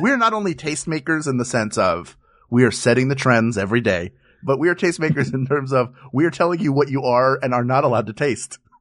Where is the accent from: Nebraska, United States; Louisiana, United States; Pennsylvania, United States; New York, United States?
Pennsylvania, United States; Philadelphia; my hometown of Philadelphia, Pennsylvania